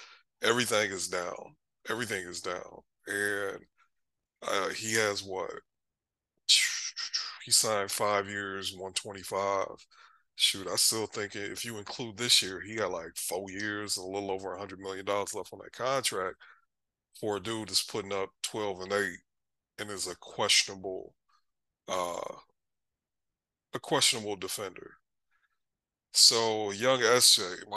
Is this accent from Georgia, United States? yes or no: no; Michigan, United States; moved away; I was born in Michigan, lived there for a long time